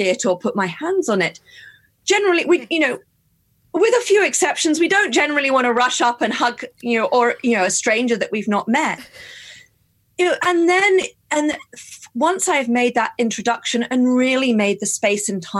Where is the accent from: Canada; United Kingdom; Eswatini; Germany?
United Kingdom; I'm British and this is how I was brought up